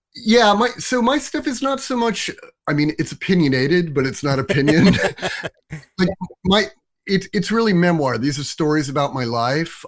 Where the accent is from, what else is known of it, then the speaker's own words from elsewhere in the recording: suburbs of New Jersey, United States; moved away as an adult; also born or lived in New York City; now in Brooklyn, United States; I was born in New York, but I didn't grow up here. I grew up in the suburbs of New Jersey, just outside of New York City